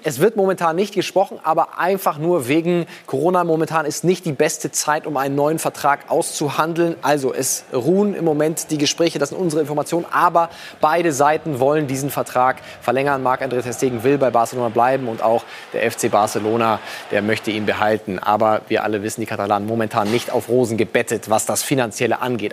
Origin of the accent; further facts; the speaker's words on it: Swabia, Baden-Württemberg, Germany; ich bin Schwabe